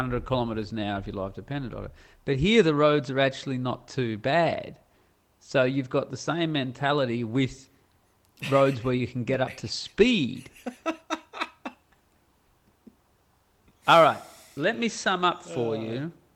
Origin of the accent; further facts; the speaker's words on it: Australia; moved away; I'm Australian and not an American